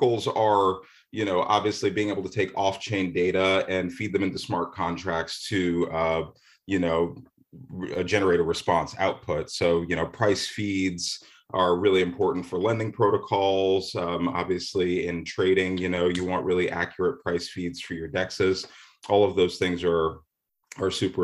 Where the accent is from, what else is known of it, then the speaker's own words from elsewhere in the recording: Manchester, New Hampshire, United States; I grew up in Manchester, New Hampshire